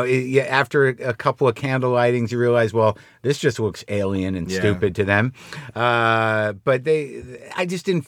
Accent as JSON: {"language": "English", "town": "Albuquerque", "region": "New Mexico", "country": "United States", "tie": "born or raised there", "also_born_or_lived": "New Jersey", "moved": "yes", "said": "Albuquerque, New Mexico"}